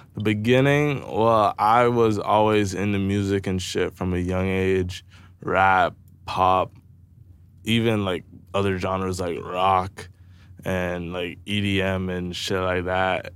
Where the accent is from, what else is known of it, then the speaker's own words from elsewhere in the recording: Brantford, Ontario, Canada; I'm also from Brantford